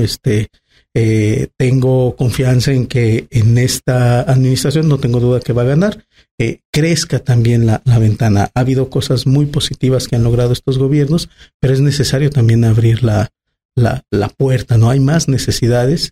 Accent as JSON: {"language": "Spanish", "region": "Aguascalientes", "country": "Mexico", "tie": "born or raised there", "said": "soy una persona que nací en Aguascalientes en el 81, voy a cumplir 40 años, en un Aguascalientes muy distinto. Llegar a segundo anillo era ya no encontrar casas"}